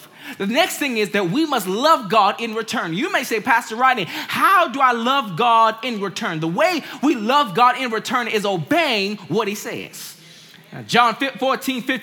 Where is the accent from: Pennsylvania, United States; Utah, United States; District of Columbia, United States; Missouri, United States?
District of Columbia, United States; Washington; I grew up in Washington, D.C., and my parents had me to go to Sunday school.